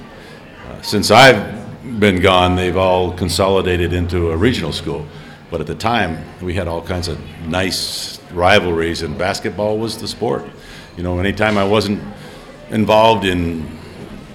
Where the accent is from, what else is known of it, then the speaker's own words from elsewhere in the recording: New Hampshire, United States; also born or lived in Vermont; I was born in Vermont because that was where the nearest hospital was. That's where the family doctor was. So I was born there. And grew up in New Hampshire.